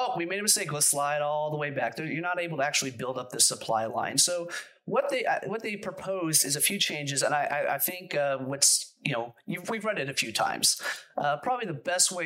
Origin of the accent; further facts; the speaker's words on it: United States; I'm an American. I'm an unapologetic American